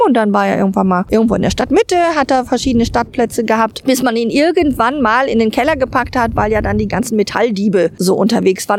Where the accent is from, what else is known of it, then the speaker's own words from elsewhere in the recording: Duisburg, North Rhine-Westphalia, Germany; bei uns in Ruhrort